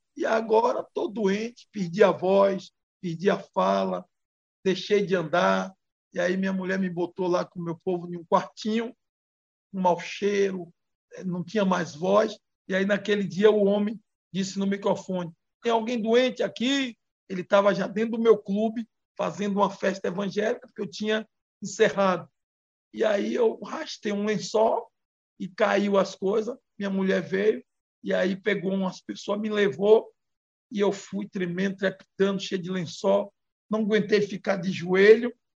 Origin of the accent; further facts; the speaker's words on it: Bahia, Brazil; also born or lived in Brasília; venho da Bahia